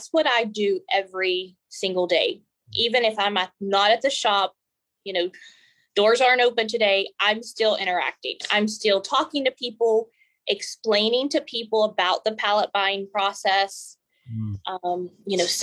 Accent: Montgomery, West Virginia, United States; I was born and raised in Montgomery, West Virginia

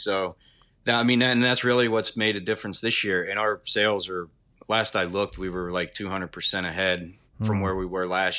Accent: Wheeling, West Virginia, United States; I was born in Wheeling, born and raised here, went to school here and everything.

